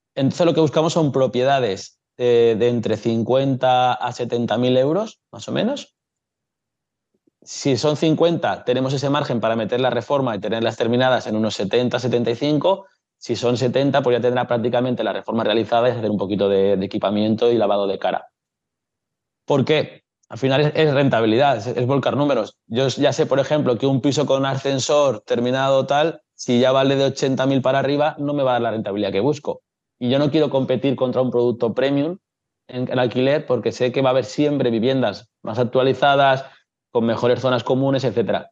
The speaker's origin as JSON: {"language": "Spanish", "town": "Castellón de la Plana", "region": "Valencian Community", "country": "Spain", "tie": "born or raised there", "said": "soy de Castellón de toda la vida"}